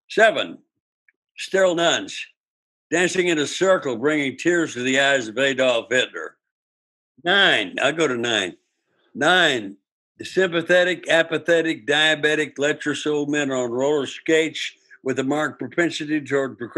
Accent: United States; I'm Native American. I got that blood, and I'm a Native American.

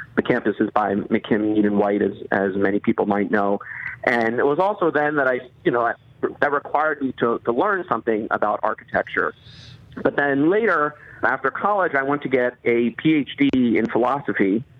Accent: outside Baltimore, Maryland, United States; where I grew up outside Baltimore

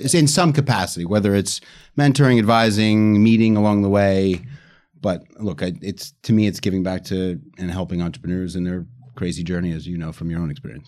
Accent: United States; moved away as an adult; now in United Kingdom; I'm American, but I've been in the U K

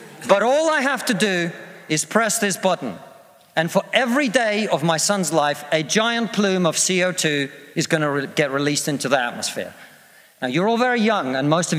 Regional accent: Russia; now in United Kingdom

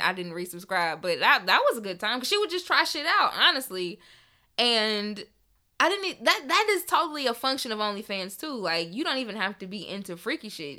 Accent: Memphis, Tennessee, United States; I am from Memphis

